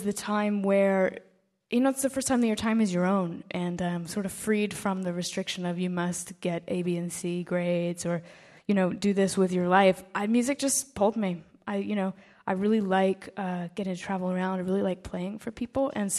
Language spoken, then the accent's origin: English; Virginia, United States; I grew up in Virginia